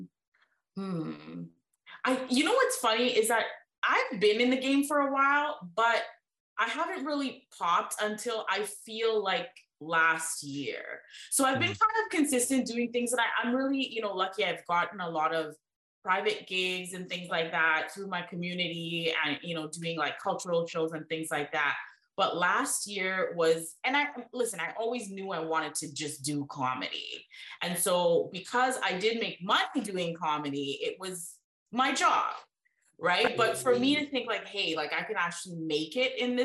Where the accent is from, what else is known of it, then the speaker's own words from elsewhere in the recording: India; also born or lived in Brampton, Canada; now in Canada; growing up in India and coming here to Canada